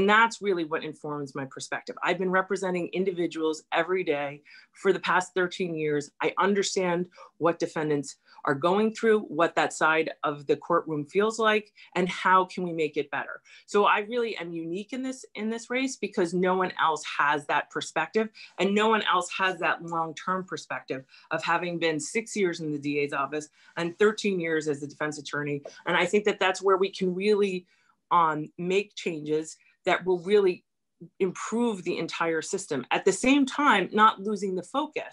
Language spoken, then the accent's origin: English; New York City, New York, United States; I'm from a neighborhood. I'm from Stuyvesant Town.